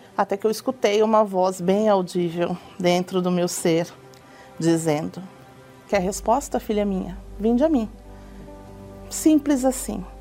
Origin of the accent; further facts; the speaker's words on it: Osasco, São Paulo, Brazil; eu venho da cidade de Osasco